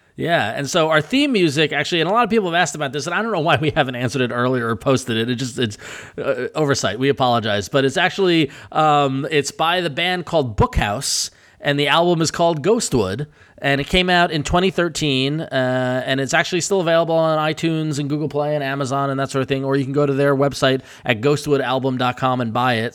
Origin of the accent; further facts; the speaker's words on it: Northeast, United States; I grew up in the Northeast